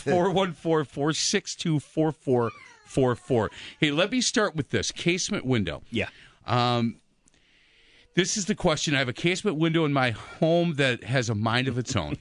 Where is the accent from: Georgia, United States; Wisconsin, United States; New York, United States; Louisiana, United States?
Wisconsin, United States; Milwaukee; I grew up on Bartlett Avenue